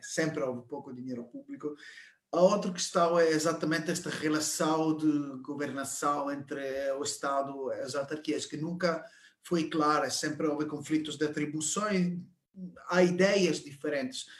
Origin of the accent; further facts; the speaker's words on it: Italy; Portuguese is a second language; now in Portugal; Eu sou italiano